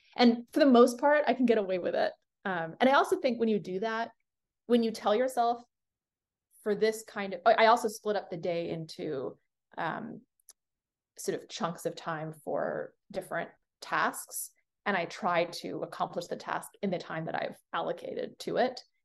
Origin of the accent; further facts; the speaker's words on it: Singapore; I was born in Singapore.